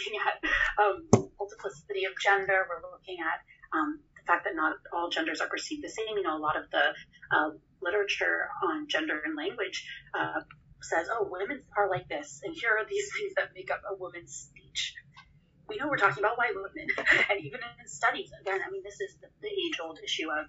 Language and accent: English; United States; we're American